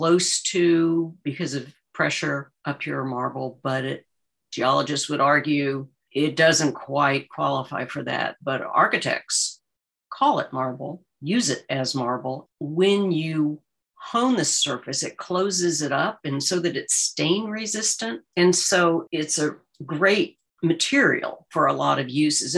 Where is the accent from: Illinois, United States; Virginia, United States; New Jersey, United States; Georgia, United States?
Virginia, United States; Arlington; moved away; I grew up in Arlington, Virginia